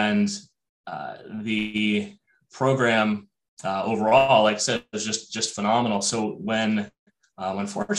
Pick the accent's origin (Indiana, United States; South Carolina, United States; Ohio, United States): Ohio, United States; moved away as an adult; also born or lived in Los Angeles, California / East Coast; now in Minnesota, United States; I grew up in Ohio